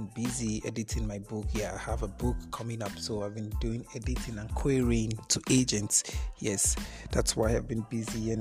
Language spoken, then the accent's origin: English; Okene, Kogi, Nigeria; Okene, which is my hometown